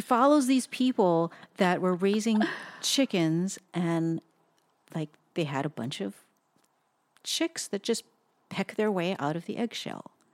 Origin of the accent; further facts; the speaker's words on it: Hawaii, United States; also born or lived in Southern California; now in Portland, United States; we were just born and raised in Hawaii